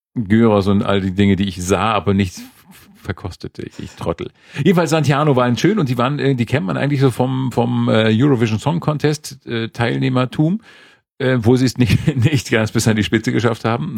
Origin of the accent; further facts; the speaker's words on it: Schleswig-Holstein, Germany; moved away; Also Schleswig-Holstein nördlich der Elbe, also nörd, die Gebiete nördlich der Elbe und westlich von Lübeck so ungefähr. Das ist so meine Heimat.